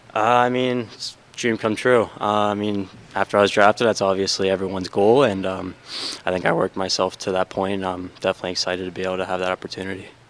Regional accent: United States; me being an American

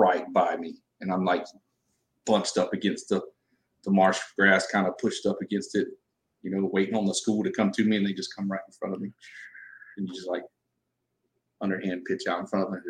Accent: Southeast Georgia, United States; moved away as an adult; now in Victoria, United States; I'm originally from Southeast Georgia. Grew up in the low country over there.

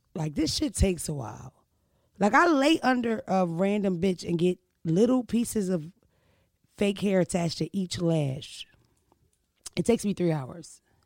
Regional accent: Philadelphia, Pennsylvania, United States; moved away; also born or lived in Delaware; I'm from Philadelphia and Delaware

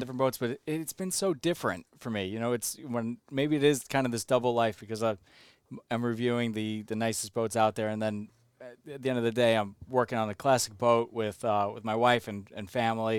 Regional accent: Long Island, New York, United States; I'm from Long Island

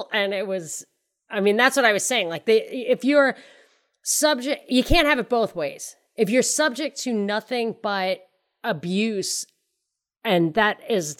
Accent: Ireland; And I mean, I'm Irish. I'm an Irish citizen.

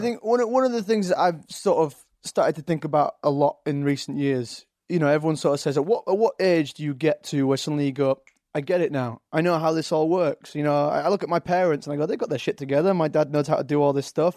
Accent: Leeds, Yorkshire and the Humber, United Kingdom; accent: Yorkshire; also born or lived in London; now in Los Angeles, United States; I've got a Yorkshire accent, Leeds, uh, up in the north

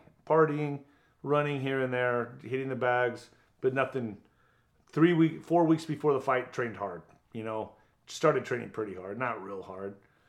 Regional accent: El Paso, Texas, United States; Signed him. I was going to do it in my hometown of El Paso.

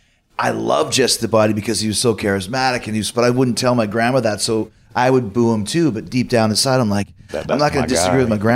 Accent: Winnipeg, Manitoba, Canada; moved away as an adult; also born or lived in Calgary; I grew up in Winnipeg

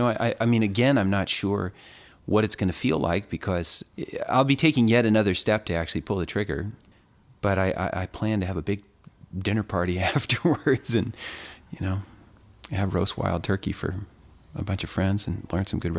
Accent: California, United States; Growing up in California and spending time in the mountains of California, the bighorn had always loomed for me as the real sort of mystical inhabitants of the airy keeps of the high mountains.

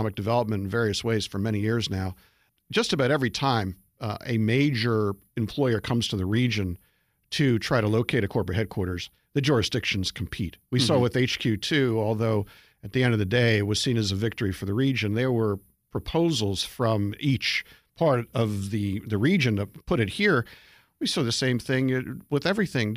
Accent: Philadelphia, Pennsylvania, United States; I'm a Philadelphian, and you can say, too bad, but I am. I grew up in Philly

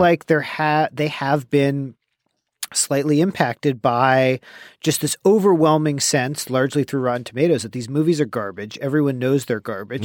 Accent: Bay Area, California, United States; growing up in the Bay Area

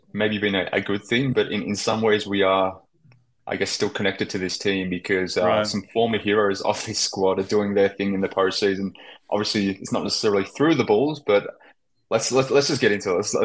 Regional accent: Australia; from Australia

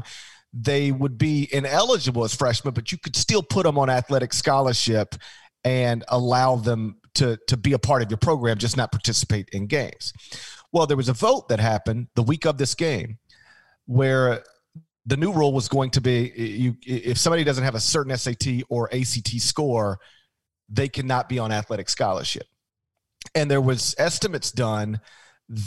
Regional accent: Memphis, Tennessee, United States; also born or lived in Mississippi; I grew up in the Memphis area.

